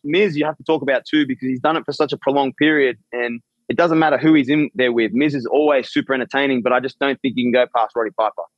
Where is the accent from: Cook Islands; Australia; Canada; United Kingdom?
Australia; I'm from Australia